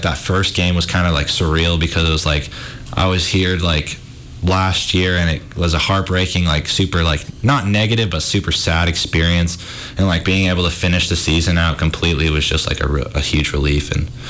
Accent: Missoula, Montana, United States; I'm a little nervous. I mean, it's going to be weird not being in my hometown, but at the same time, I'm really excited to like experience something new.

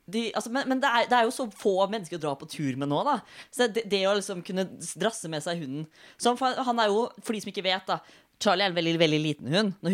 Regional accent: Fredrikstad, Østfold, Norway; Og så kommer jeg fra Fredrikstad. Jeg har egentlig blitt fortalt at jeg skal prøve å snakke med Fredrikstad på radio, for da får jeg en veldig gjenkjennbar eh, stemme.

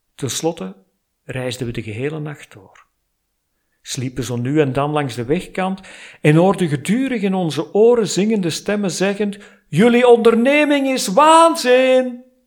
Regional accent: Flanders, Belgium; ik kom uit Vlaanderen. Ik werk er als freelance copywriter en storyteller

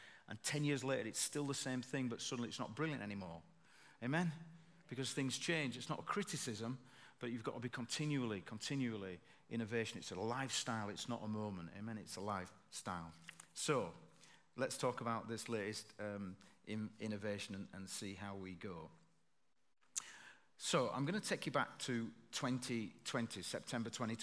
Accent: Bradford, Yorkshire and the Humber, United Kingdom; from Bradford

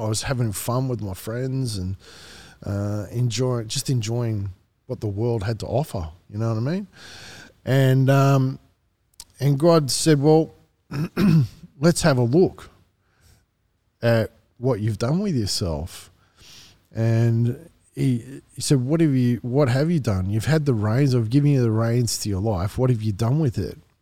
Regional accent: Wollongong, New South Wales, Australia; moved away; also born or lived in Marrickville / Kununurra; we moved back down to Wollongong. Wollongong is where my parents grew up

